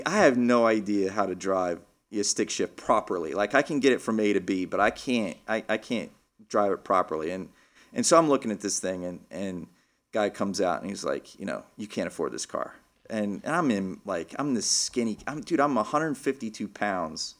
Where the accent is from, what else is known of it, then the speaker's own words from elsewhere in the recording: Lubbock, Texas, United States; now in Philadelphia, United States; I grew up in Lubbock, Texas